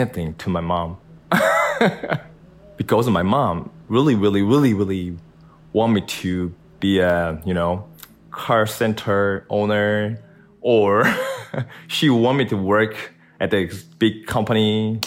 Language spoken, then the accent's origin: English; South Korea; I'm from South Korea.